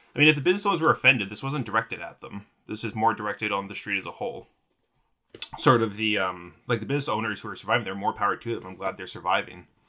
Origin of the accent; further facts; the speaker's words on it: Vancouver, British Columbia, Canada; also born or lived in Victoria; I was born in Vancouver to two parents who met on Vancouver Island.